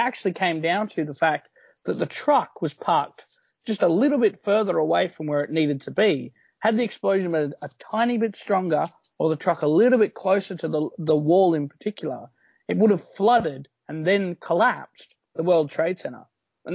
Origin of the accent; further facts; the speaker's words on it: Australia; in Australia, as an Australian